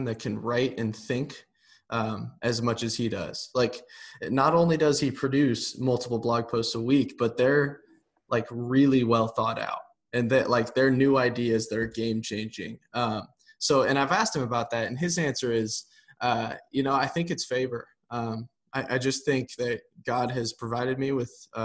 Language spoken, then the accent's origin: English; Nebraska, United States; I grew up in Nebraska